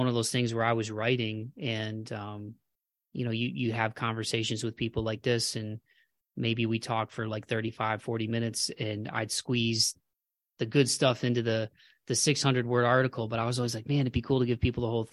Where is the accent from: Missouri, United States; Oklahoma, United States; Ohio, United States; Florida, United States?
Ohio, United States; Toledo; moved away as an adult; now in Nashville, United States; I'm from Ohio too. I'm from Toledo